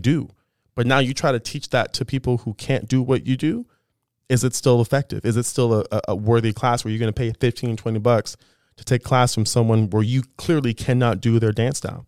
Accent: Thornhill, Ontario, Canada; also born or lived in Toronto; I grew up in Thornhill

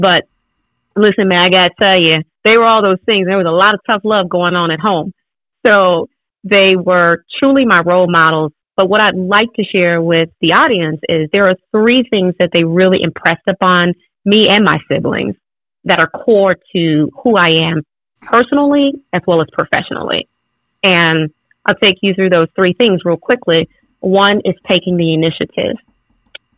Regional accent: Louisiana, United States; I grew up in Louisiana

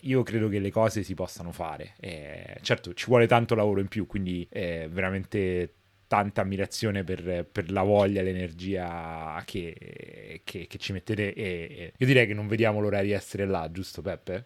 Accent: Rome, Lazio, Italy; moved away as an adult; da romano che però vive da un po' di anni all'estero. Insomma, io a Roma, crescendo

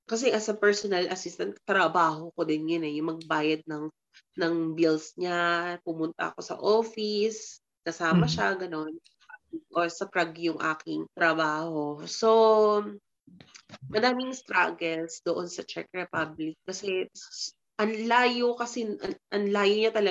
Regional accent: Philippines; now in Madrid, Spain; sabihin natin as a Filipino, madali, no?

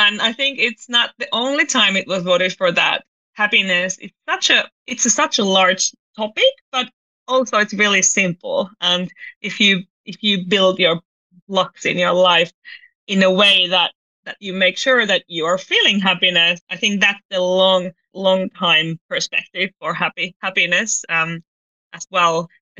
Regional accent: Finland; English is a second language; I'm originally from Finland, but I've been very international my whole life. So of course I'm Finnish.

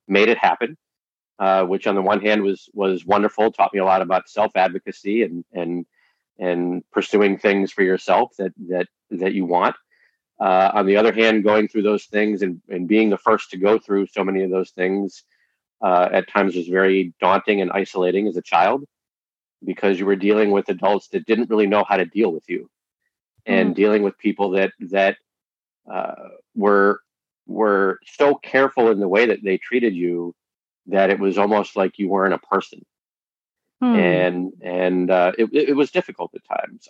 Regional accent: West Hartford, Connecticut, United States; I grew up here in West Hartford, Connecticut

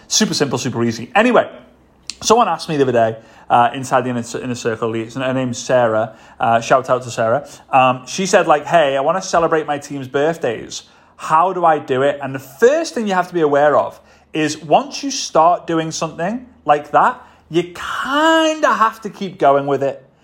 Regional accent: Liverpool, North West England, United Kingdom; moved away as an adult; also born or lived in Varna, Bulgaria; now in Dubai, United Arab Emirates; Liverpool, my hometown

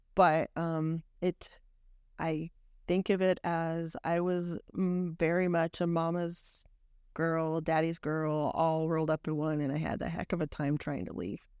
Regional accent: Idaho Falls, Idaho, United States; growing up in I, in Idaho was really quite fun. Um, we lived just outside of Idaho Falls

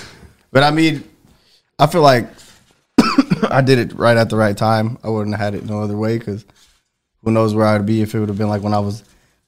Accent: Fort Wayne, Indiana, United States; I'm from Fort Wayne, born and raised. Mexican.

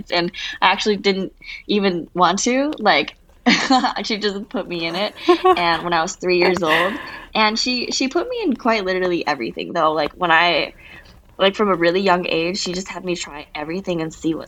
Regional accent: Minnesota, United States; now in Los Angeles, United States; I grew up in Minnesota, and I literally started dancing since I was 3 years old

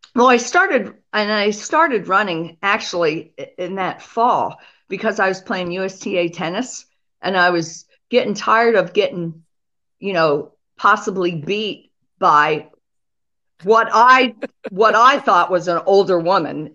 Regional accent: Pennsylvania, United States; I grew up in Pennsylvania

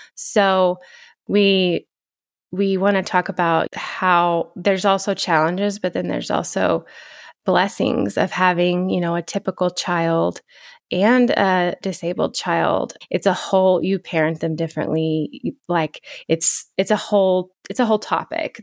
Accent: Shamrock, Texas, United States; moved away as an adult; now in Lubbock, United States; the Texas Panhandle, Shamrock, Texas. I live in Lubbock now. I moved here in two thousand six to go to college

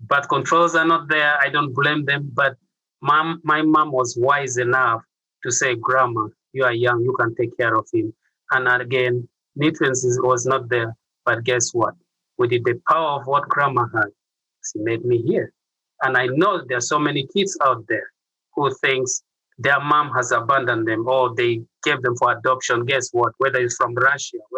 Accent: Central Region, Uganda; now in Minnesota, United States; I'm from East Africa, born in central Uganda, which is Kampala area

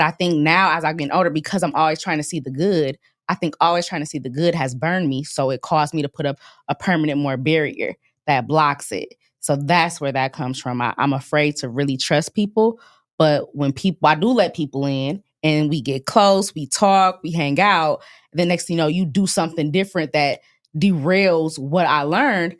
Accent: Grand Rapids, Michigan, United States; moved away as an adult; now in Dallas, United States; I was born in Grand Rapids

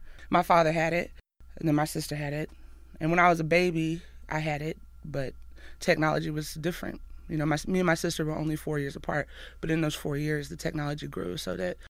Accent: Athens, Alabama, United States; I grew up in a trailer park in Athens, Alabama. We didn't have a lot

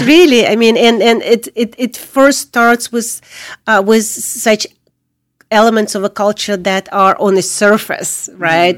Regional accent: Crimea, Ukraine; moved away as an adult; also born or lived in Soviet Union; now in United States; I was born in Soviet Union. I came as a refugee from Ukraine, but I am from Crimea

